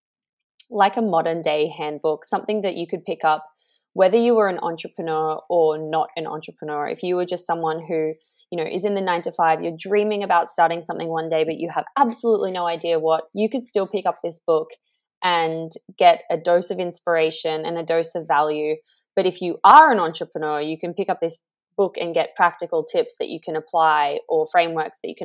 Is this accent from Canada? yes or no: no; Australia; moved away as an adult; also born or lived in Indonesia; now in London, United Kingdom; I'm Australian. I left Australia in 2015